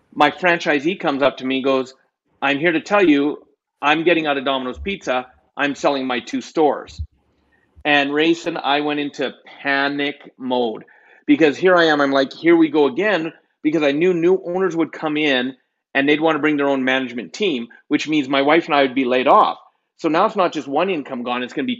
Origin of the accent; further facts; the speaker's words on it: Canada; I'm Canadian